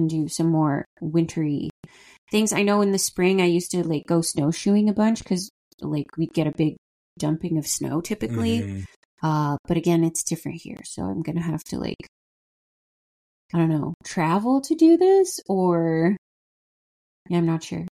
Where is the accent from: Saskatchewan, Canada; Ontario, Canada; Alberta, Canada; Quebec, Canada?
Ontario, Canada; Ottawa; also born or lived in Montreal; growing up in Ottawa, mostly like Montreal and Ottawa